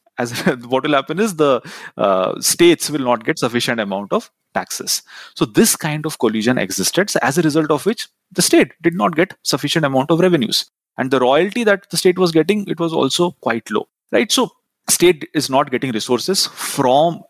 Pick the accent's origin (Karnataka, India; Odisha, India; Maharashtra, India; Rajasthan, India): Odisha, India; Rourkela; I'm from Rourkela. Rourkela is known as one of those steel cities